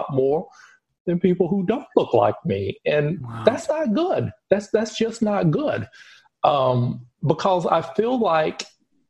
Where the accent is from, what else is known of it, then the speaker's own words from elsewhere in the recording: United States; now in Europe; I am living in Europe and I'm from America